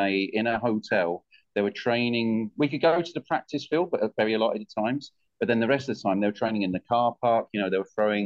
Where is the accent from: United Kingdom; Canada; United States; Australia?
United Kingdom; moved away as an adult; also born or lived in Busan, South Korea; I'm a British guy